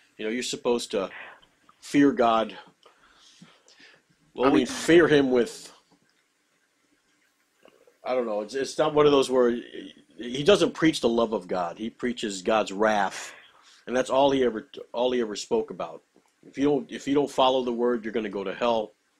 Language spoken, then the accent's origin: English; Corpus Christi, Texas, United States; moved away; I'm originally from Corpus Christi, Texas, and I went to Lester Roloff's church.